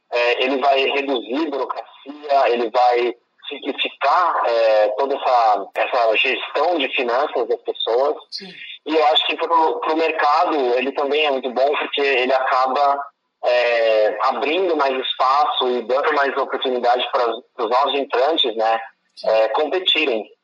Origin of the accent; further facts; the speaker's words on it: Campinas, São Paulo, Brazil; moved away as an adult; also born or lived in Florida, United States / China; eu cresci em Campinas